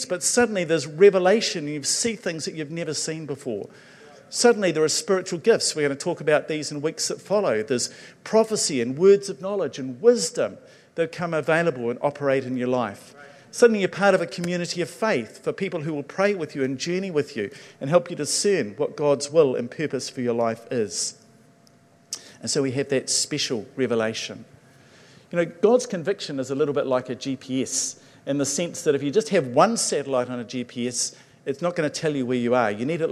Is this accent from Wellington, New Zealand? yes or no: no; Levin, Manawatū-Whanganui, New Zealand; moved away; I grew up in Levin